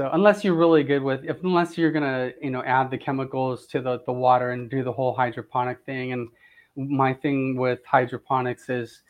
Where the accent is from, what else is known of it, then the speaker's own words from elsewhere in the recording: Southern California, United States; now in Florida, United States; I grew up in Southern California, and you know, I just loved gardening growing up there. And then when I moved to Florida